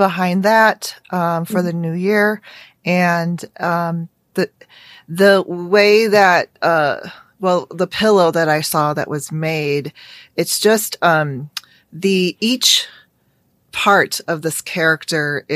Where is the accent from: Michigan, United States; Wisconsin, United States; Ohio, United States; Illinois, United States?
Illinois, United States; Chicago; I'm American and I grew up in, you know, suburban Chicago